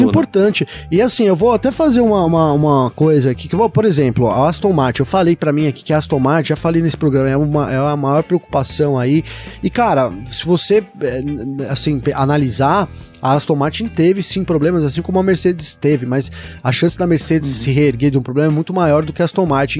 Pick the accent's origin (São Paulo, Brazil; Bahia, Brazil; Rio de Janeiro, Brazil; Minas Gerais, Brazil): São Paulo, Brazil; São Bernardo do Campo; é minha terra